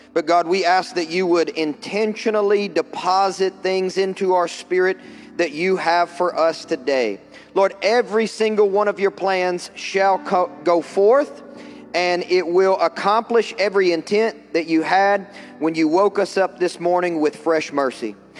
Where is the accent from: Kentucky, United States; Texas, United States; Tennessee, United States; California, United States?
Kentucky, United States; I'm from Kentucky